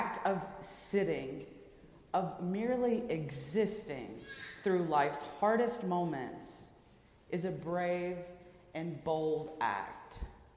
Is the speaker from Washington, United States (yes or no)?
no; Birmingham, Alabama, United States; my hometown of Birmingham, Alabama